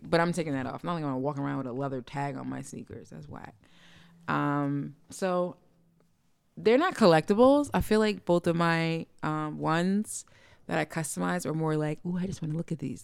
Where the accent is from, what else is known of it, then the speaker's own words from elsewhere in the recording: East Orange, New Jersey, United States; We're from East Orange